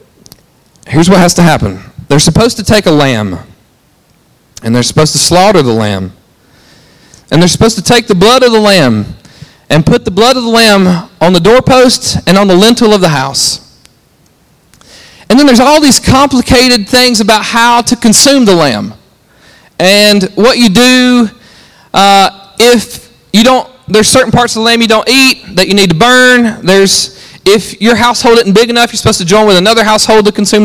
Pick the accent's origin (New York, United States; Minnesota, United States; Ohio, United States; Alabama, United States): Alabama, United States; I'm from Alabama